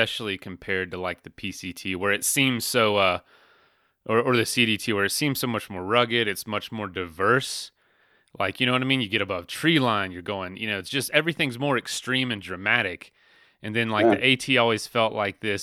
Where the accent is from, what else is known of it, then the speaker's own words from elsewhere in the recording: Florida, United States; I'm from Florida